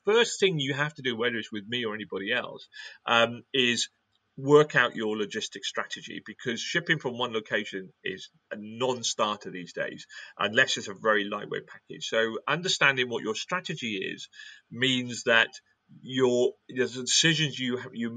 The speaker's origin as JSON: {"language": "English", "region": "Wales", "country": "United Kingdom", "said": "I'm British or I'm Welsh, or I've got red hair"}